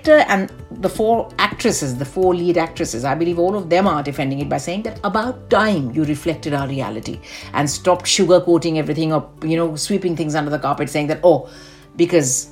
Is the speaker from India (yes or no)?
yes; India; accent: Indian; there's some words which I know I say it in a very Indian way.